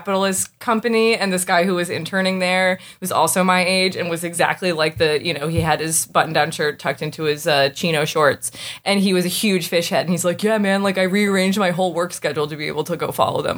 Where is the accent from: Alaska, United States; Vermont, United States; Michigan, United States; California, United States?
Vermont, United States; Burlington; I'm from Burlington, Vermont